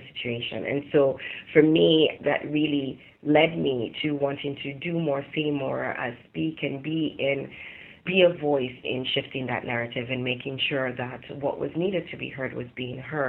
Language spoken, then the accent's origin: English; Sierra Leone; moved away; also born or lived in Europe; I am of Sierra Leonean heritage. I was born in Europe and I lived in Sierra Leone for 15 years and I went to school there